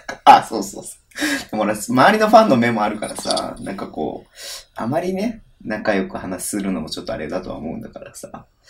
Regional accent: Hokkaido, Japan; 僕らは北海道の人ですけれども

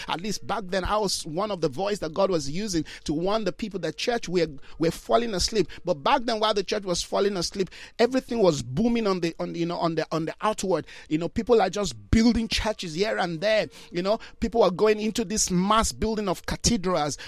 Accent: Jos, Plateau, Nigeria; I grew up in Jos, Plateau State

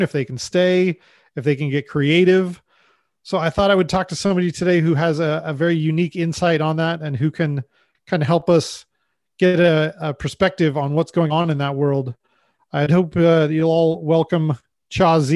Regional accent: United States; now in Canada; I'm an American who lives in Canada

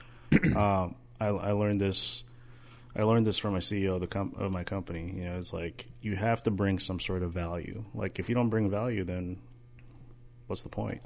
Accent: Daly City, California, United States; now in Minnesota, United States; growing up in Daly City

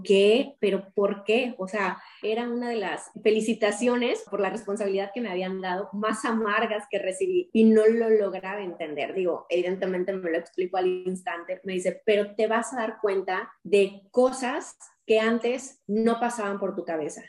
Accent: Querétaro, Mexico; moved away as an adult; Soy originaria del estado de Querétaro

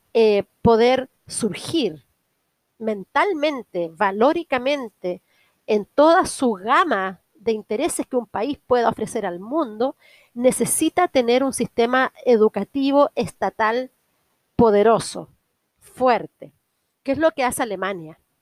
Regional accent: Concepción, Biobío, Chile; moved away as an adult; also born or lived in Chiguayante, Chile; now in Berlin, Germany; soy chilena de la gran ciudad de Concepción. Soy penquista.

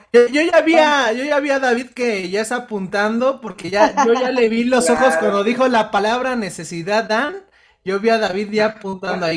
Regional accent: Mexico; a los mexicanos, pues nos, educaron a base de películas y novelas

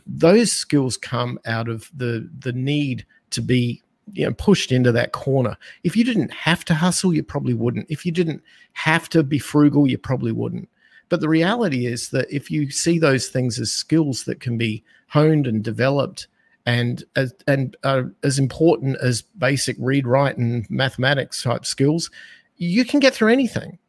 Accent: Australia; accent: Australian; moved away as an adult; now in United States; I'm from Australia, that's where my accent is, and I spent the first twenty-five years of my life as an Australian being raised under the Australian economic concepts

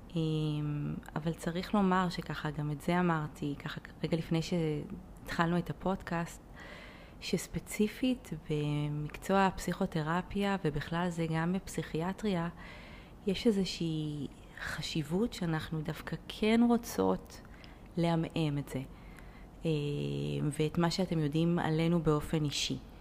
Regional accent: Haifa, Haifa District, Israel; אני ככה חיפאית

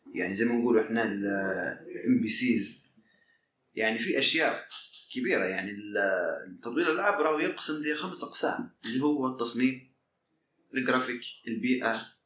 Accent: Libya; وانا ليبي

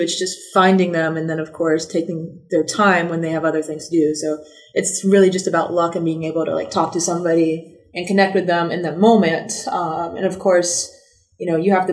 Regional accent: North Carolina, United States; also born or lived in Seattle, Washington / Madagascar; I'm from North Carolina

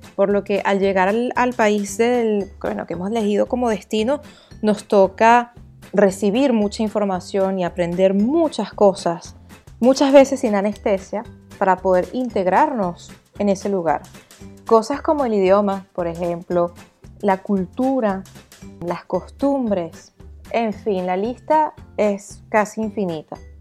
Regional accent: Venezuela; moved away as an adult; now in France; soy venezolana

